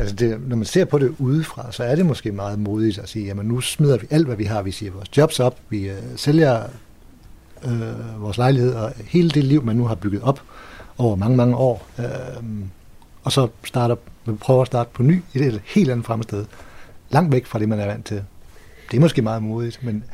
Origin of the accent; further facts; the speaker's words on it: Ringkøbing, Central Denmark Region, Denmark; now in Hvide Sande, Denmark; Jeg er vokset op i Ringkøbing